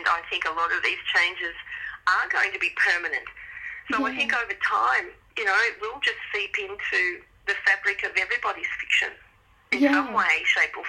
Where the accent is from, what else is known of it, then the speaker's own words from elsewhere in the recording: Melbourne, Victoria, Australia; Even though I'm a city girl, born and bred in Melbourne